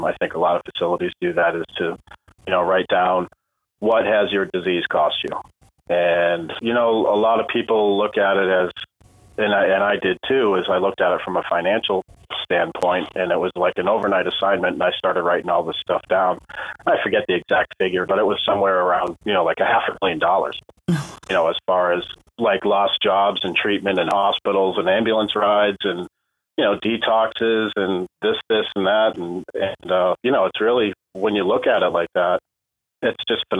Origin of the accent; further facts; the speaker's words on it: New England, United States; moved away as an adult; also born or lived in Florida; I'm from New England originally